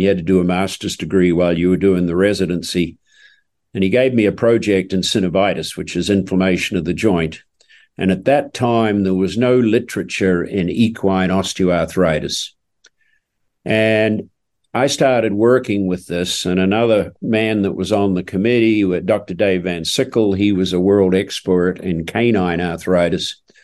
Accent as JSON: {"language": "English", "town": "Oamaru", "region": "Otago", "country": "New Zealand", "tie": "born or raised there", "moved": "yes", "said": "I was born and raised in New Zealand in a small town called Omaru, uh, down in the South Island of New Zealand"}